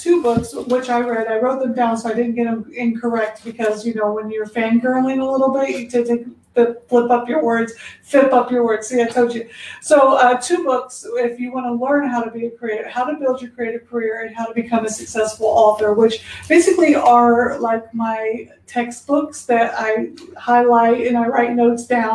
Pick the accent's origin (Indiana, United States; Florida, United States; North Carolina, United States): Indiana, United States; Indianapolis; now in Texas, United States; where I'm originally from, Indianapolis, Indiana, they do say we're country, but I was like, but I'm from the city.